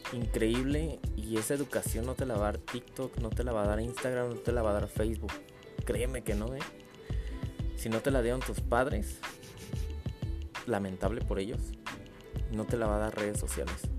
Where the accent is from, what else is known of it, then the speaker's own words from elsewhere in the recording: Mexico City, Mexico; yo soy de la alcaldía Gustavo Madero